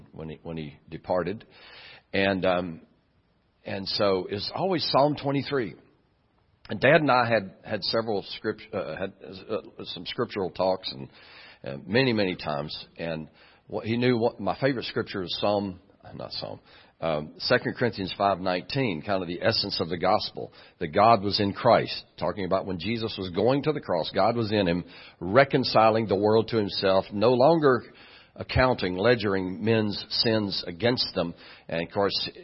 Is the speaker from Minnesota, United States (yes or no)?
no; Dallas, Texas, United States; moved away; I'm from Dallas